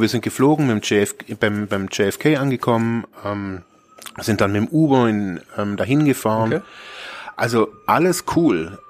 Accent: Germany; also born or lived in Ravensburg; ich bin aus Deutschland

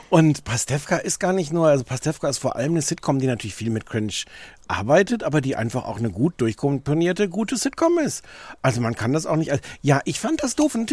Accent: Brandenburg, Germany; also born or lived in Hamburg; now in Greifswald, Germany; Ich komme ja ursprünglich aus Brandenburg, deswegen Ecke. Dann war ich 20 Jahre in Hamburg und jetzt wohne ich in Greifswald

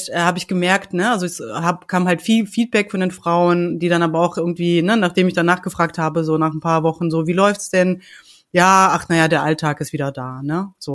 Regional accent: Hanover, Lower Saxony, Germany; ich komme aus Hannover, ich bin mittlerweile 44

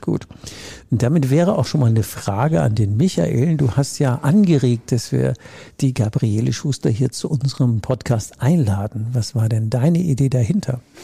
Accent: Rhineland, Germany; Ich komme ja aus dem Rheinland

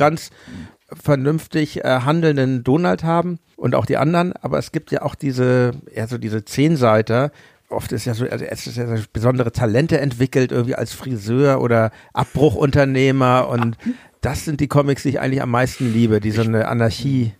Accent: Hamburg, Germany; Ich komme ja aus Hamburg

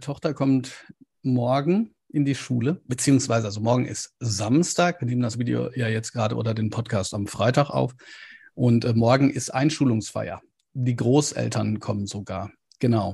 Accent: Ruhr area, North Rhine-Westphalia, Germany

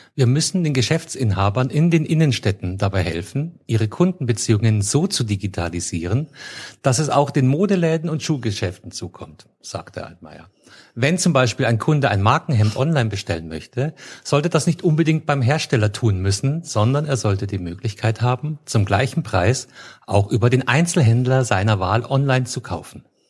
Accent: Munich, Bavaria, Germany; ich komme aus München

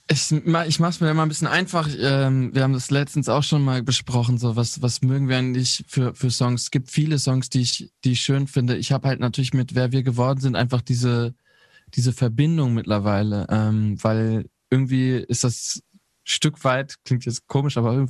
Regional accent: North Rhine-Westphalia, Germany; ich komme ja aus Ostwestfalen.

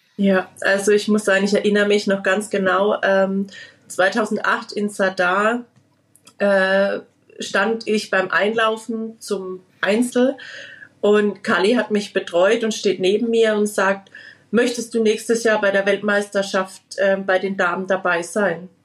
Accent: Liedolsheim, Baden-Württemberg, Germany; bei uns in Liedolsheim

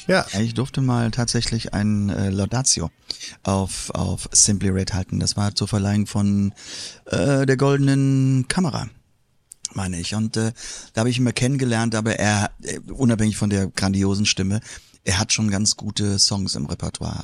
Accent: Moselle plateau, Rhineland-Palatinate, Germany; now in Koblenz, Germany; Ich komme aus dem, vom, vom Moselplateau

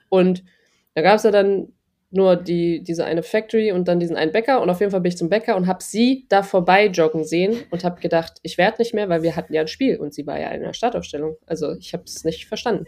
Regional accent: Germany; moved away; als eine Deutsche da hinkommt

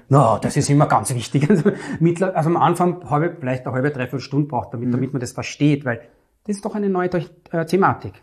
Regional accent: Vienna, Austria; Ich komme aus Wien, aus dem dritten und elften Wiener Gemeindebezirk und darf dort Rauchfang kehren

